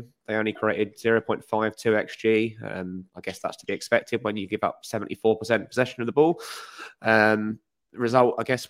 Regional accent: Stevenage, East of England, United Kingdom; I am sadly from Stevenage.

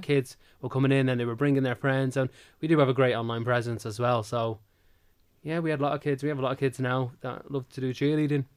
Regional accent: Manchester, North West England, United Kingdom; moved away as an adult; also born or lived in Ireland / Dublin; So originally I'm from Manchester

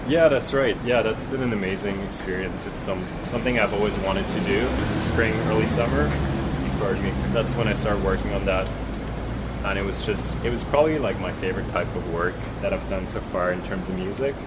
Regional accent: Switzerland; English is a second language; moved away as an adult; also born or lived in Vancouver, Canada; growing up in Switzerland

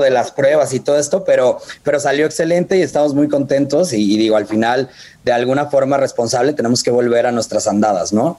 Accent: Guadalajara, Jalisco, Mexico; yo soy de Guadalajara

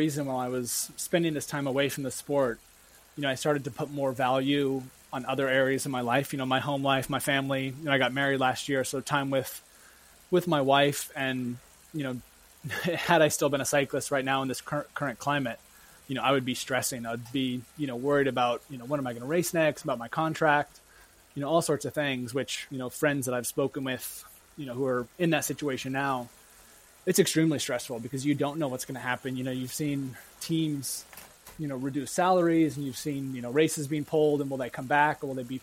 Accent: Bend, Oregon, United States; moved away as an adult; now in Vermont, United States; I grew up in Bend, Oregon, so that's on the west coast in the center of the state

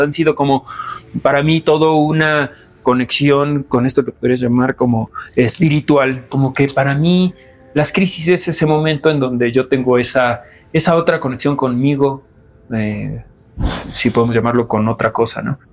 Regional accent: Mexico City, Mexico; soy mexicano, nací en la Ciudad de México

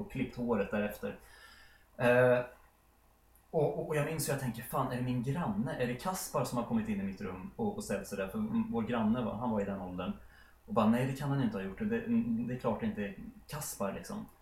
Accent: Sollentuna, Stockholm County, Sweden; vår eh, villa där jag har vuxit upp då, i Helenelund.

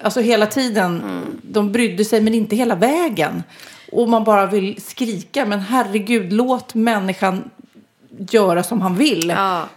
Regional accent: Sweden; vi är ju svenskar

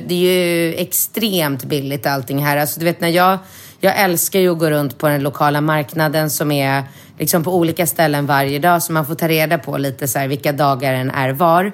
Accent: Sweden; moved away as an adult; now in Thailand; jag bor här januari, februari och inte hemma i Sverige

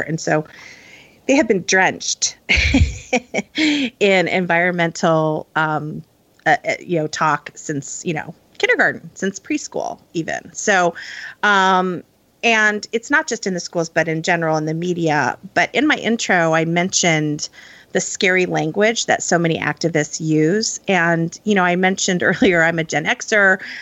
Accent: Midwest, United States; I grew up in the Midwest

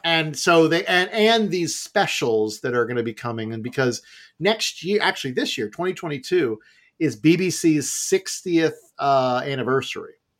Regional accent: United States; my youth growing up in America

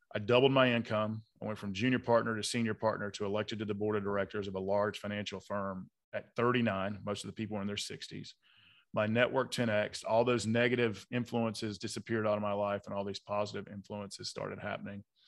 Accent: Atlanta, Georgia, United States; I grew up in South Side of Atlanta, good blue collar, hardworking part of town

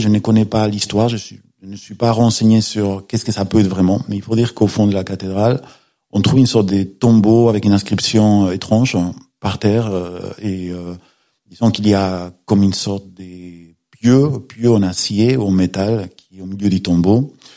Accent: Galicia, Spain; French is a second language; moved away as an adult; also born or lived in Paris; now in Perpignan, France; Je suis né en Espagne, j'ai grandi en Espagne

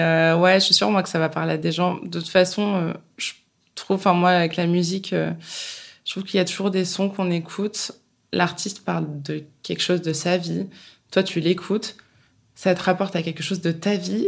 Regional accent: Bourges, Centre-Val de Loire, France; Alors moi, je viens de Bourges, j'ai fait le printemps de Bourges, euh, j'ai 30 ans

